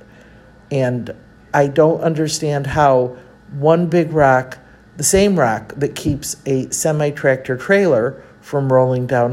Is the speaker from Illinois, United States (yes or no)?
yes; Chicago, Illinois, United States; moved away as an adult; also born or lived in Mexico City; I am from Chicago and know I've never lived anywhere else than Chicago